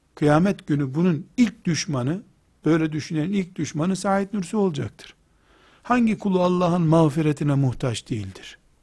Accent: Trabzon, Turkey; Ben de Trabzonluyum

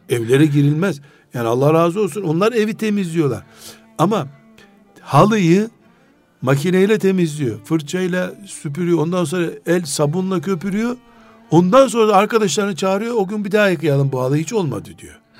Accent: Black Sea Region, Turkey; biz Karadenizliyiz

